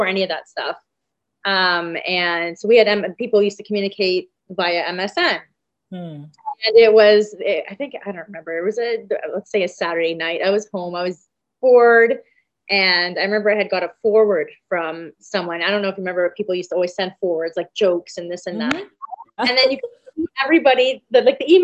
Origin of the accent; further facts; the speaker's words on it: London, Ontario, Canada; I am 36, born and raised in London, Ontario, Canada